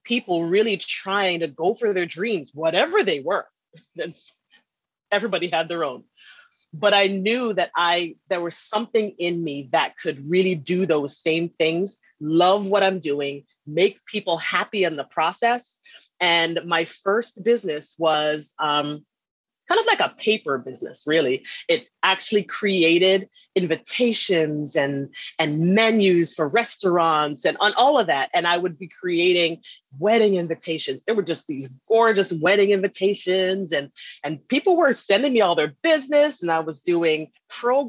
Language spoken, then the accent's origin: English; Canada; moved away as an adult; also born or lived in Alabama / Texas / New York; I was born and raised in Canada